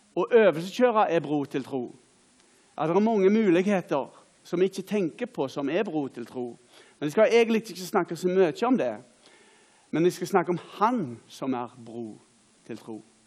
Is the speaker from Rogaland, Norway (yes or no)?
yes; Åkrehamn, Rogaland, Norway; Jeg er da ifra Åkra